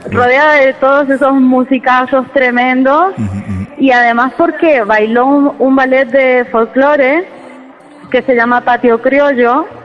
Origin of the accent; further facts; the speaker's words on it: San Juan, Argentina; Y yo lo escribí en un momento complicado eh, para San Juan, que es la ciudad de donde yo vengo